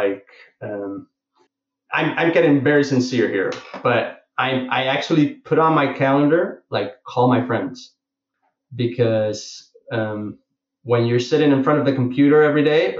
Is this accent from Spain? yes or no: yes; Barcelona, Catalonia, Spain; I'm from Barcelona